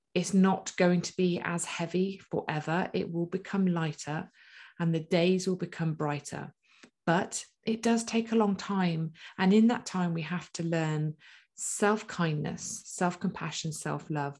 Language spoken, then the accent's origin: English; United Kingdom; we're typically British